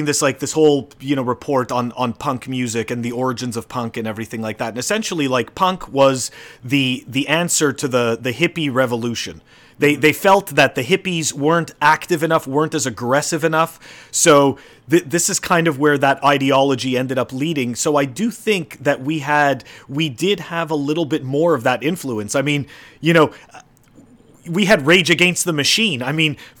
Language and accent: English; Canada; I grew up in Canada